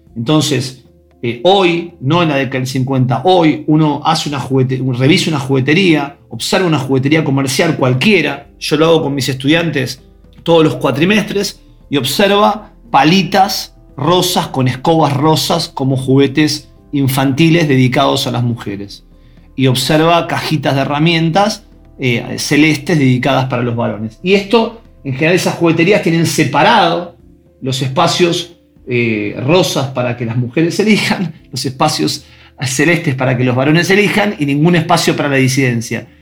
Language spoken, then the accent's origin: Spanish; Buenos Aires, Argentina; Yo soy de Ciudad de Buenos Aires, de un barrio que es Belgrano, de la parte más, más tranquila de Belgrano y, tuve una infancia de juegos